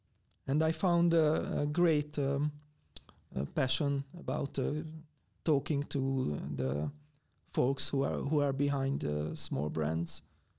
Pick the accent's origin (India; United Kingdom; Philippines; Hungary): Hungary; from Hungary